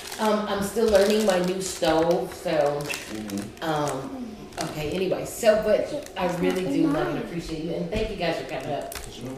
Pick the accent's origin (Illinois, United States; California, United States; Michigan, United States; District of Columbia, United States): Michigan, United States; Grand Rapids; moved away; I'm originally from Grand Rapids, Michigan. I am a West Michigan Belle.